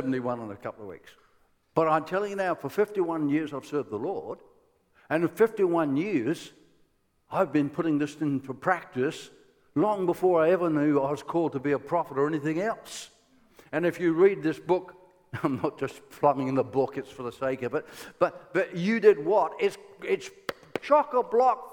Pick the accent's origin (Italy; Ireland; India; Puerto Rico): Ireland; I am Irish